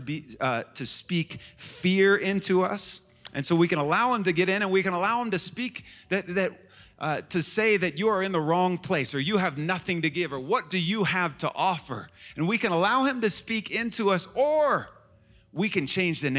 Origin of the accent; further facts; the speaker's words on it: Chicago, Illinois, United States; moved away as an adult; now in Washington, D.C., United States; I was from Chicago, which is the middle of the nation, and it's the heart of the Midwest.